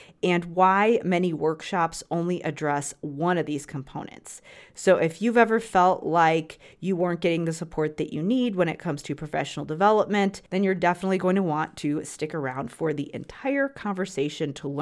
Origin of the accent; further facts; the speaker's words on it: Chicago suburbs, Illinois, United States; I'm from the Chicago area as well, but but from the suburbs.